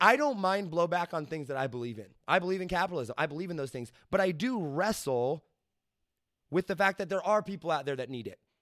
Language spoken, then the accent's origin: English; United States; I am American